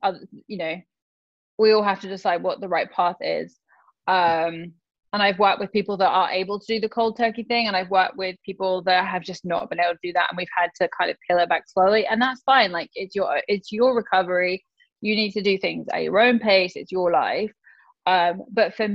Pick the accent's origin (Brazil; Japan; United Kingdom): United Kingdom; England; I'm from England